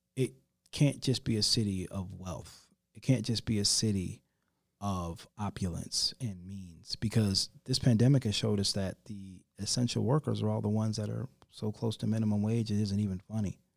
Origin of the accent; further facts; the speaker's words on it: Rockford, Illinois, United States; moved away as an adult; now in Charlotte, United States; my hometown and, um, one of the, uh, state representatives of Rockford, Illinois